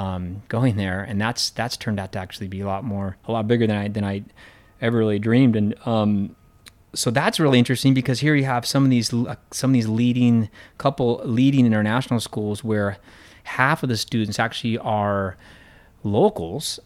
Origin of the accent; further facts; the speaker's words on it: Central Oregon, United States; moved away as an adult; also born or lived in California / Colorado; now in Hong Kong; on the ranch where I grew up in Oregon